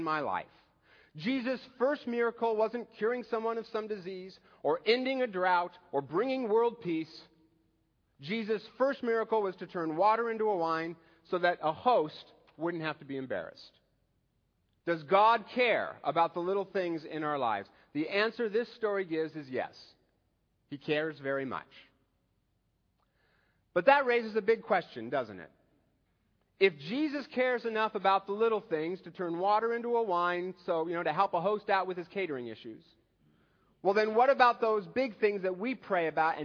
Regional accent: Seattle, Washington, United States; I'm from Seattle

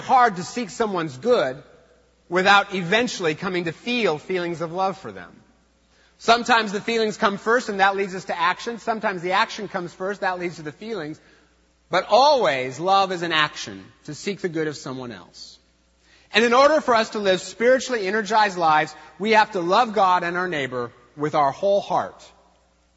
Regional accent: Eastern Washington, United States; I was raised in Eastern Washington, where we have no feelings

